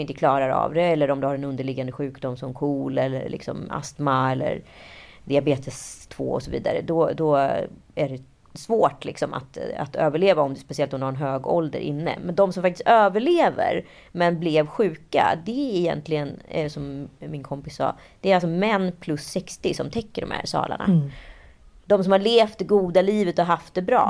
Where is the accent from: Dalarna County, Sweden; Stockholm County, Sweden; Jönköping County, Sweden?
Stockholm County, Sweden; Stockholm; att jag var från Stockholm, att jag var från Sverige